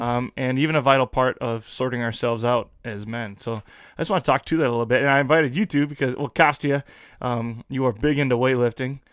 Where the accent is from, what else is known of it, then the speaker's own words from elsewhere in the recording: United States; I'm an American